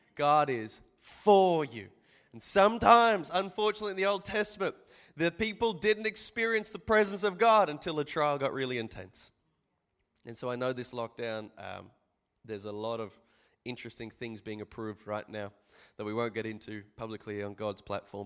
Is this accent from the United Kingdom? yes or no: no; Australia; I'm from Australia